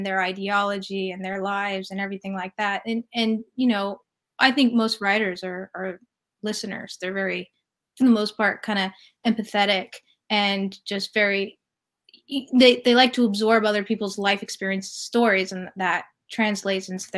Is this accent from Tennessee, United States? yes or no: no; California, United States; moved away as an adult; also born or lived in New York City; I'm from California.